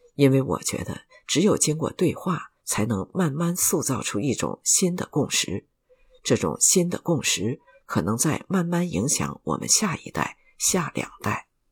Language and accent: Chinese; Taiwan; 我们台湾人